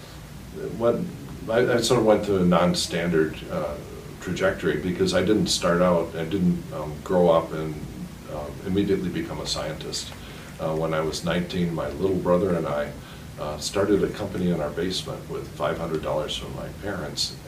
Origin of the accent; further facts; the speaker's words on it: Madison, Wisconsin, United States; also born or lived in San Francisco / southern France / London; I was born in Madison, Wisconsin, and mostly raised there, though my parents traveled all around at different times. I was raised in San Francisco, southern France, London